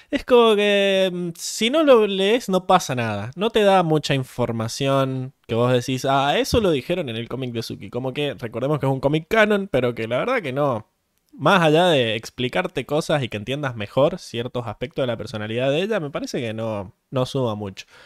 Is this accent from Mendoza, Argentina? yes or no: yes; Mendoza, Argentina; nosotros somos de Mendoza. De Mendoza.